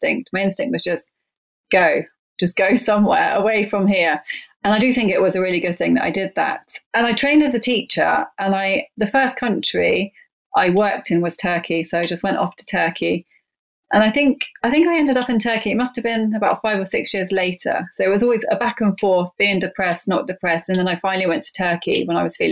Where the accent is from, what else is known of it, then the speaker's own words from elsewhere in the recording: England, United Kingdom; moved away as an adult; I grew up in England